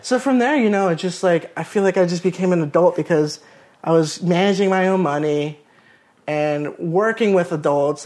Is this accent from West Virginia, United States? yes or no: no; Melbourne Beach, Florida, United States; moved away as an adult; now in Orlando, United States; I grew up in Melbourne Beach, Florida, which is an, an hour from here in Orlando.